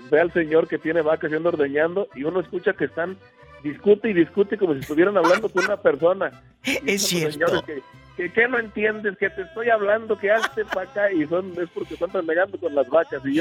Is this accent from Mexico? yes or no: yes; Tamazula de Gordiano, Jalisco, Mexico; yo soy originario de Tamazula de Gordiano, Jalisco, la tierra de los hermanos Aiza.